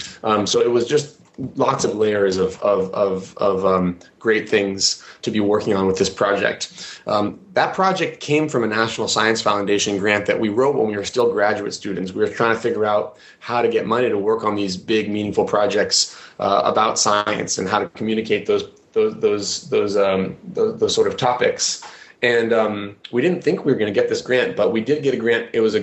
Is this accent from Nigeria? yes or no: no; Kenya; I grew up in Kenya. I spent my childhood there.